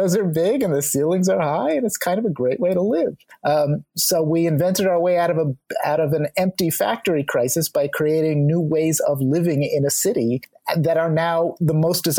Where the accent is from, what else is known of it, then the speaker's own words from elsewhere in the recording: New York City, New York, United States; we as New Yorkers